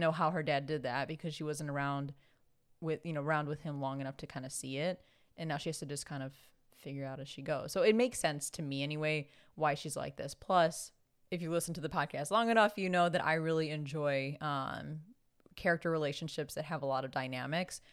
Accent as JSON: {"language": "English", "town": "Chicago", "region": "Illinois", "country": "United States", "accent": "thick Chicago", "said": "I very much have a thick Chicago accent"}